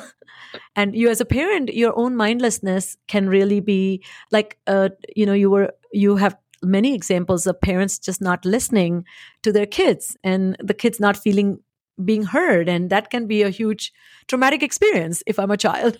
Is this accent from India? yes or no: yes; India; moved away; I was born and raised in India